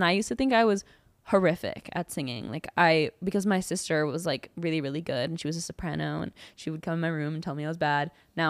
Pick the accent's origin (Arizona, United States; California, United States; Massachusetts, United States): California, United States; … was like what I grew up. Because I'm from the Bay Area.